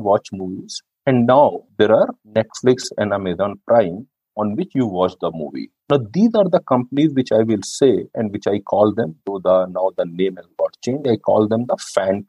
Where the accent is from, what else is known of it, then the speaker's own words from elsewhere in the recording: North India, India; I am from North India